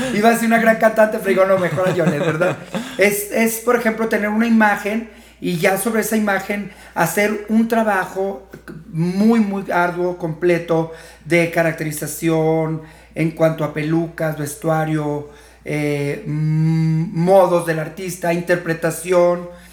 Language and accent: Spanish; Fresnillo, Zacatecas, Mexico; also born or lived in Tijuana; now in Guadalajara, Mexico; soy de Fresnillo, Zacatecas, pero más de 20 años viniendo por acá esporádicamente